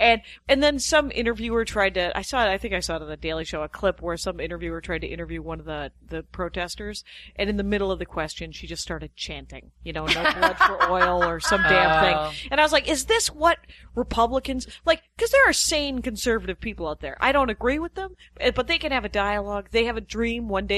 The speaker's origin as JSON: {"language": "English", "town": "Menominee", "region": "Wisconsin", "country": "United States", "said": "I'm from Menominee, Wisconsin."}